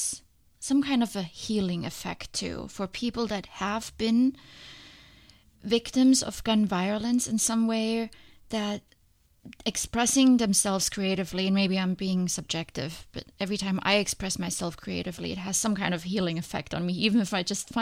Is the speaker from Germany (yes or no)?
yes; Germany; moved away; I'm from Germany